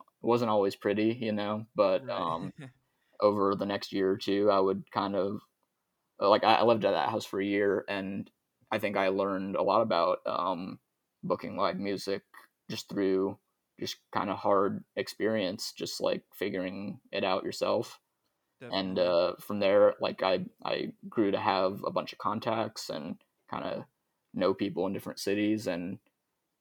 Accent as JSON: {"language": "English", "town": "Kansas City", "region": "Missouri", "country": "United States", "said": "I was from Kansas City"}